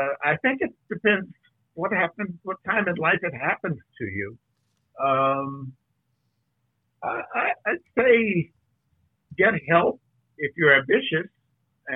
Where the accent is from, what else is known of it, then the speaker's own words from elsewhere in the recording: California, United States; I have been at play in California all my life